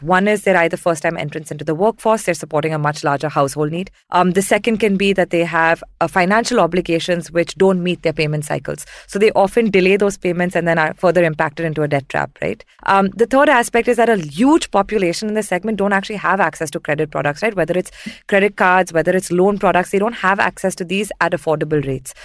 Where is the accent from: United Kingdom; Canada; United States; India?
India; southern India; also born or lived in Mumbai; I'm from Mumbai, spent most of my formative years in southern India